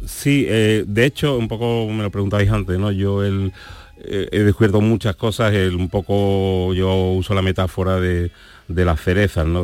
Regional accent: Seville, Andalusia, Spain; also born or lived in San Fernando; Yo soy de San Fernando, o sea aunque llevo viviendo en Sevilla toda mi vida

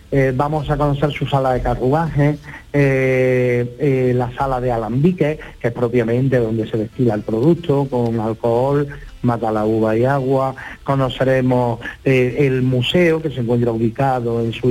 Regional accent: Rute, Andalusia, Spain

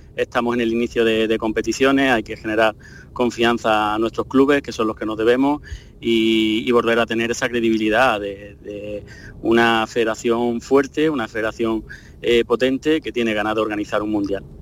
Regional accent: Córdoba, Andalusia, Spain; estar en mi tierra, en, Córdoba. Eh, soy de un pueblo

